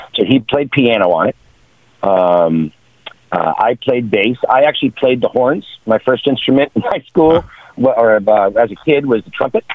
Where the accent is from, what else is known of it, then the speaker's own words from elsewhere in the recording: New York, United States; moved away as an adult; also born or lived in Seattle; now in Los Angeles, United States; I grew up in New York, when I finished college, I moved to Seattle, and I was there for about five, six years, and then I moved to LA, and I've been in LA ever since